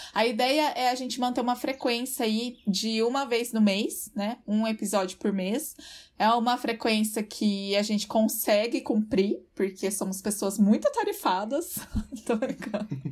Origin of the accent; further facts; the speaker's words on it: Londrina, Paraná, Brazil; onde eu cresci, onde eu moro até hoje